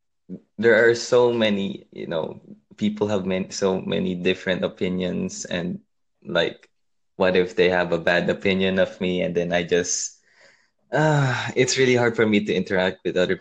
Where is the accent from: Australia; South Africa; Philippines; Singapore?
Philippines; I'm from the Philippines.